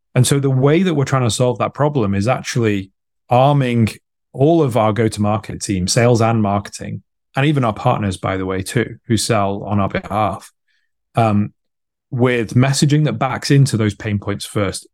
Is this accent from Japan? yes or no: no; United Kingdom; I'm British, based in the U K